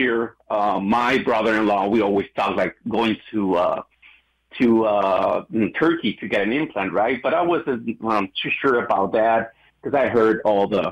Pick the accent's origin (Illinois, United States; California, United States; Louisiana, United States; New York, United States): Illinois, United States; Westchester; I'm from Westchester, Illinois